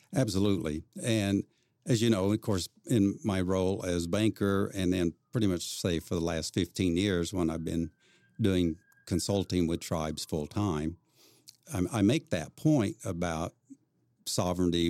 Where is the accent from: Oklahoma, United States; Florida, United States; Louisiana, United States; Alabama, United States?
Oklahoma, United States; Claremore; I grew up in Claremore, Oklahoma